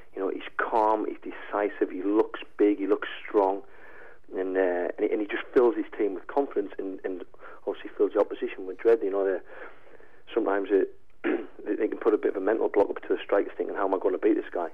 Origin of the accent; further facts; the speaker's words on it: Sunderland, North East England, United Kingdom; also born or lived in Aberdeen; Sunderland's my hometown team